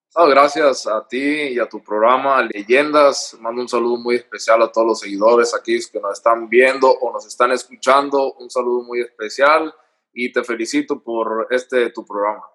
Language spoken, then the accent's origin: Spanish; Culiacán, Sinaloa, Mexico; moved away as an adult; also born or lived in Los Angeles; Culiacán, de donde yo soy